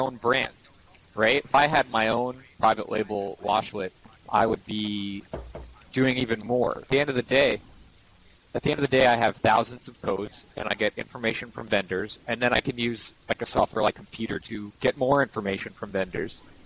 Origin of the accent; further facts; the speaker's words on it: New York City, New York, United States; I'm born and raised in Manhattan